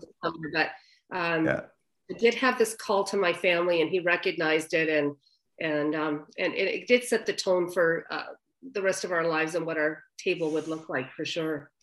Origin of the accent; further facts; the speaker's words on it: the Maritimes, Canada; moved away as an adult; also born or lived in Alberta / Vancouver; I was straight from the Maritimes